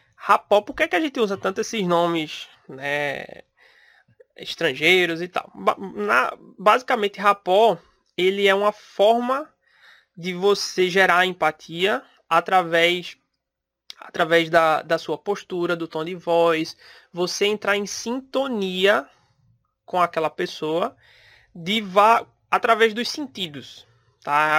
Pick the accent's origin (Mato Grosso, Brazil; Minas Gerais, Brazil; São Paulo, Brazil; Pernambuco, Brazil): Pernambuco, Brazil; eu sou de Pernambuco